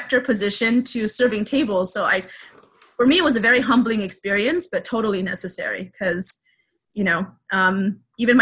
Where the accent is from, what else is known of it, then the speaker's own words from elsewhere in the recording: United States; I'm Asian American